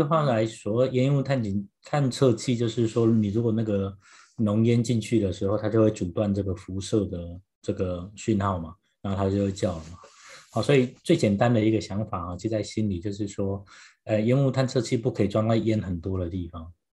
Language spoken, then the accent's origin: Chinese; Taiwan; now in United States; 因为我从台湾来